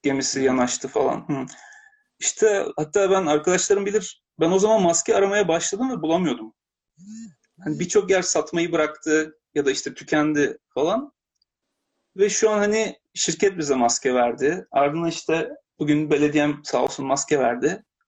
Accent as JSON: {"language": "Turkish", "country": "Turkey", "moved": "yes", "lives_now": "Japan"}